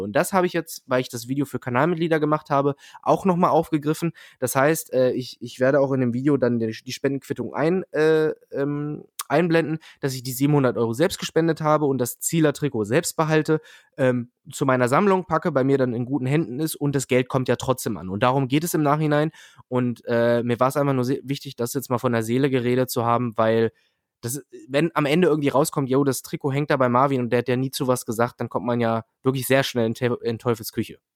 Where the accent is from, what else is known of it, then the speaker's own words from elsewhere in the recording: Peine, Lower Saxony, Germany; Peine, wo ich herkomme